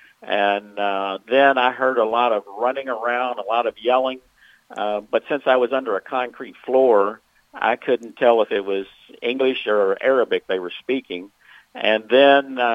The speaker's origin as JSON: {"language": "English", "town": "Memphis", "region": "Tennessee", "country": "United States", "tie": "born or raised there", "said": "I'm from Memphis"}